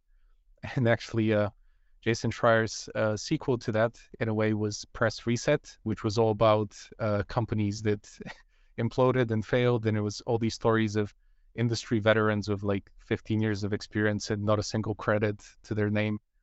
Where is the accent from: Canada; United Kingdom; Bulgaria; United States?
Bulgaria; moved away; I come from Bulgaria where the game industry is almost non-existent